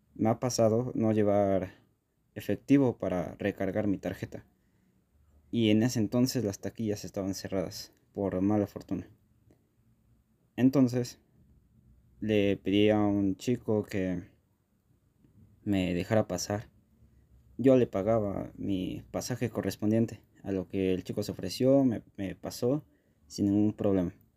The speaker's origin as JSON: {"language": "Spanish", "region": "Mexico City", "country": "Mexico", "said": "yo soy de la Ciudad de México"}